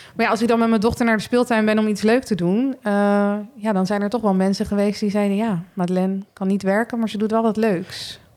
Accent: Rotterdam, South Holland, Netherlands; moved away as an adult; also born or lived in Groningen; now in Berkel, Netherlands; Ik kom uit Rotterdam

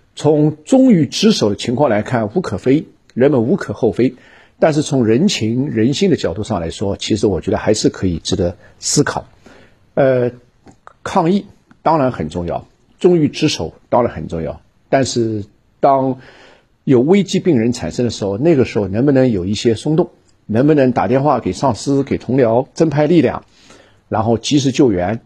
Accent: Shanghai, China; 我也作为一个上海人啊，也深深地祝愿我的上海老乡啊

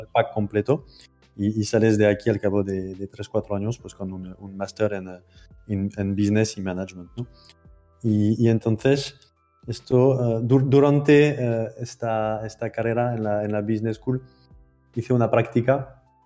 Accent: France; accent: French; Spanish is a second language; moved away as an adult; now in Barcelona, Spain; siento por antelación mi terrible acento francés. Llevo. Llevo 10 años aquí

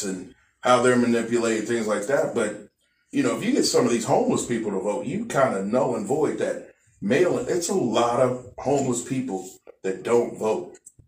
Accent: Kansas City, Missouri, United States; now in Texas, United States; Kansas City, Missouri

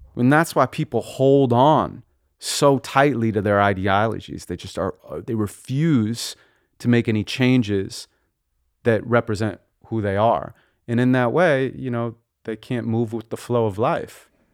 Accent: Santa Monica, California, United States; we grew up in Santa Monica and, uh, lived there till I was around twelve

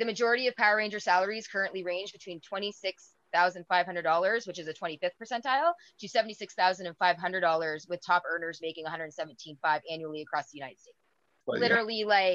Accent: Canada; a Canadian

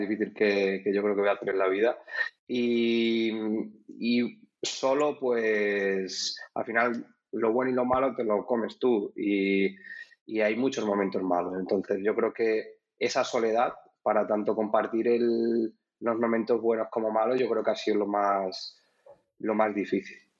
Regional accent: Cuacos de Yuste, Extremadura, Spain; now in Madrid, Spain; soy de Cuagos de Yuste, de Cáceres

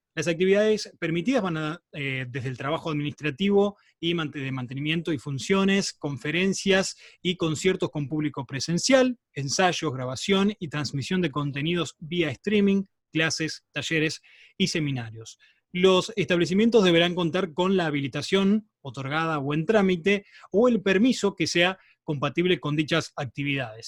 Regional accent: Entre Ríos, Argentina; moved away; vengo de un pueblo de Entre Ríos

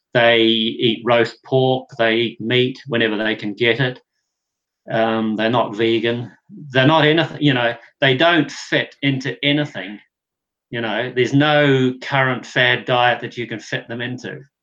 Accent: New Zealand; I grew up in New Zealand where um, we're a dairy producing country

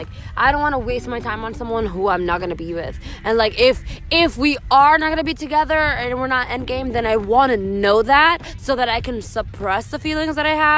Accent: Miami, Florida, United States; also born or lived in Broward County, Florida; I was born and kind of raised, like, my early years in Miami-Dade, and then for high school, I moved to Broward, so I'm a mixed Miami girl

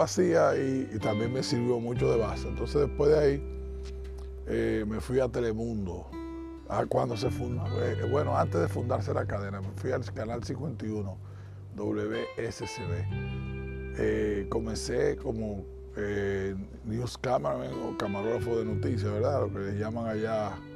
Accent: Dominican Republic; moved away; no me fui de República Dominicana, yo diría, siempre estuve aquí presente

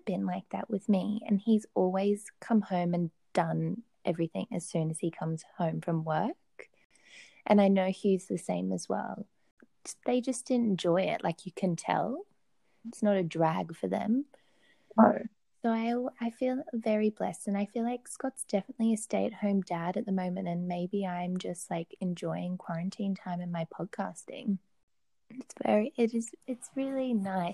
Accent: Brisbane, Queensland, Australia; moved away as an adult; also born or lived in Melbourne, Australia; now in Bordeaux, France; I'm living in Bordeaux. I'm from Brisbane in Australia, and moved to Melbourne in 2013

